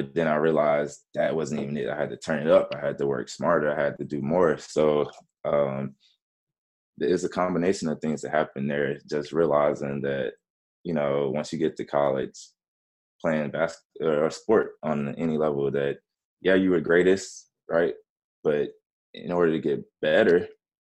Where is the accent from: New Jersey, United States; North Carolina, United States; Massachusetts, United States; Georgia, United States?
Georgia, United States; born or raised there; also born or lived in Memphis, Tennessee